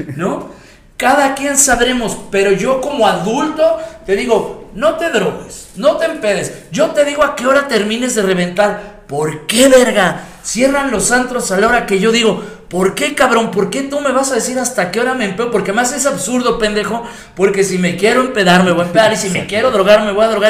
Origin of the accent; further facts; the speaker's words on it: Mexico; Como mexicano